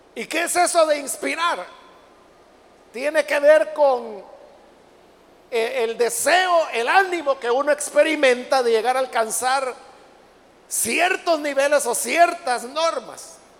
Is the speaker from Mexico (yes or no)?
no; El Salvador; aquí mismo en nuestro Salvador